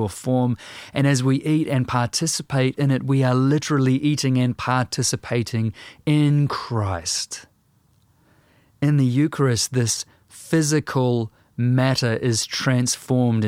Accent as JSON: {"language": "English", "country": "New Zealand"}